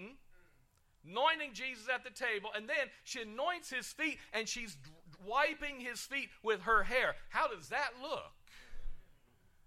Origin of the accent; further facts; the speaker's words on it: United Kingdom; I'm British